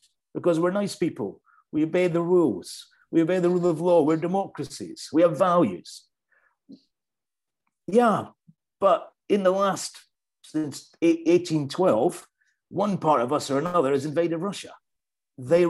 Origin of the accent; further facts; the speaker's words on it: United Kingdom; now in Ukraine; I speak as a British citizen